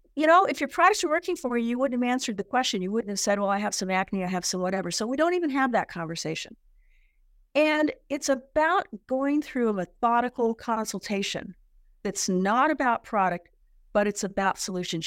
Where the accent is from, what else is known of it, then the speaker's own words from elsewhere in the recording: San Diego, California, United States; I was born and raised in San Diego